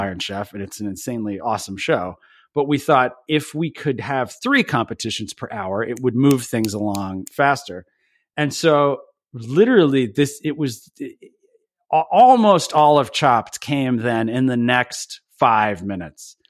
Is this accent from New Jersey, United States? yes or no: yes; Belvidere, New Jersey, United States; I grew up at the very, very edge of Jersey. We used to say the way to get to Belvedere is you would pass, like, thirty-seven farms